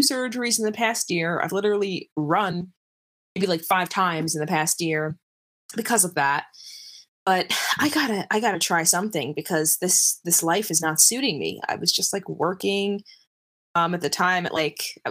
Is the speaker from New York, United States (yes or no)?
yes; New York City, New York, United States; I grew up in Brooklyn, so I used to watch you know, the New York City Marathon runners like run by and everything